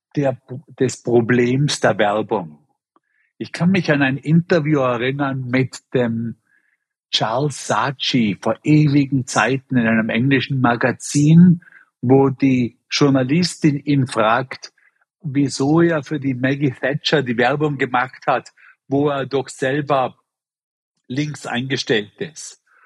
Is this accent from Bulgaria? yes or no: no; Bregenz, Vorarlberg, Austria; moved away; nach Bregenz in meine Heimatstadt geschickt, um meine ganzen Brüder und Schwestern zu interviewen